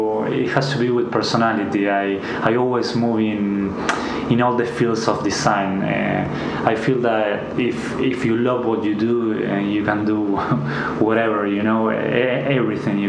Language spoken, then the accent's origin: English; Buenos Aires, Argentina; English is a second language; moved away as an adult; now in Queenstown, New Zealand; we come from Argentina. We both studied there in Buenos Aires, 1 hour from the CBD